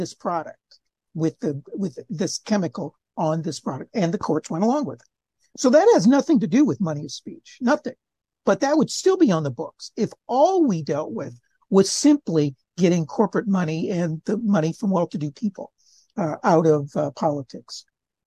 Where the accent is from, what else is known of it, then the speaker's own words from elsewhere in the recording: Cleveland, Ohio, United States; I'm from Cleveland area